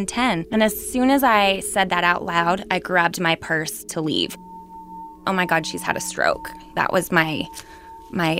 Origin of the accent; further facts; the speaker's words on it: Novato, California, United States; now in San Francisco, United States; I was raised in Novato in the house that said incident happened